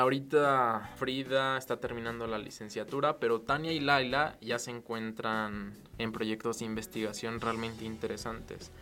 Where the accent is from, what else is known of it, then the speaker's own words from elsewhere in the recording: Mexico; en México nos quedamos